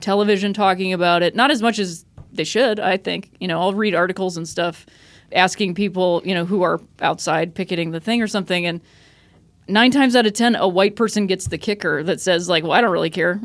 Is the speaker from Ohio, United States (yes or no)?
yes; Akron, Ohio, United States; I grew up in Akron, Ohio